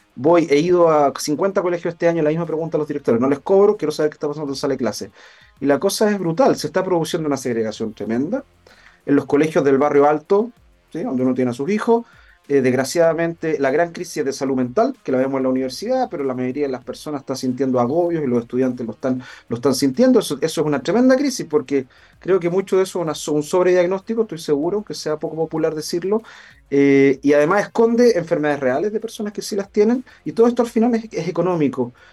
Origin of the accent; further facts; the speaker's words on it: Chile; nos caracterizaba como chilenos